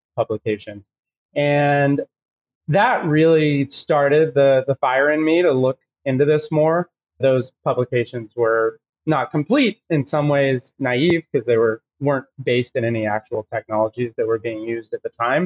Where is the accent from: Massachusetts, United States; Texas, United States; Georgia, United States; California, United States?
Texas, United States; moved away as an adult; I grew up in Texas in the middle of nowhere